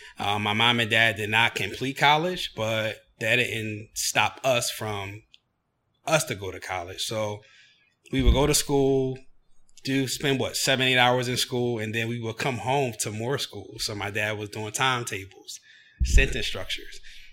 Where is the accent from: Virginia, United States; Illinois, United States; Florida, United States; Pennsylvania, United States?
Pennsylvania, United States; Chester; So I was born and raised in Chester, Pennsylvania, which is located 10 minutes south of Philadelphia, which is an urban city.